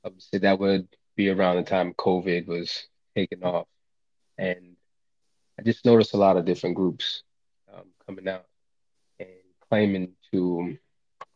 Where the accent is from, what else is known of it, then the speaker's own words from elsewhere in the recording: Lincoln, Nebraska, United States; I grew up here in Lincoln, Nebraska